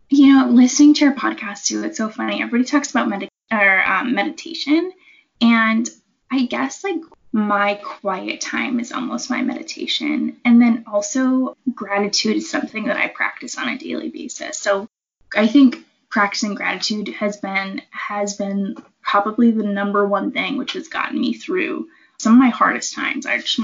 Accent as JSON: {"language": "English", "region": "East Coast", "country": "United States", "said": "And I came from the East Coast, so like we don't have mountains like over there. We've got like hills."}